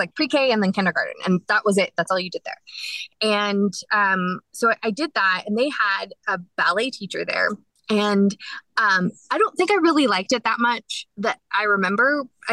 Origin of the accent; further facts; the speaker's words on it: Dallas, Texas, United States; I was born in Dallas